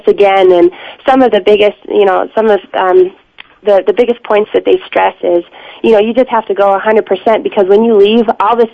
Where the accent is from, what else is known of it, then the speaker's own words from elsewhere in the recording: Laramie area, Wyoming, United States; also born or lived in Alaska; I am from Alaska originally, but was kind of brought up in this area